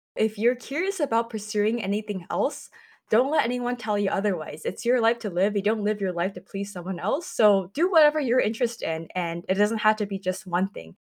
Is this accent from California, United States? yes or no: yes; San Jose, California, United States; I was born and raised in San Jose, California, or also known as the San Francisco Bay Area